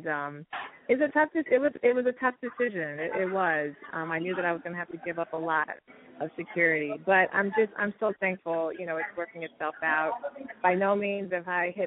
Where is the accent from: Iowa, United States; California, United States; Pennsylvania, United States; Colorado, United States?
Colorado, United States; Denver; moved away as an adult; also born or lived in Washington, D.C.; I grew up doing a lot of music. I was involved in show choirs and theater and jazz ensembles. I'm from Denver, Colorado